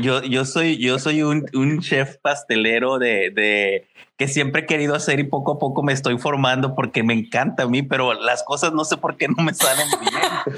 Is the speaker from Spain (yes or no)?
no; Mexicali, Baja California, Mexico; somos de Mexicali, del norte, y a lo mejor te puedes dar cuenta en el acento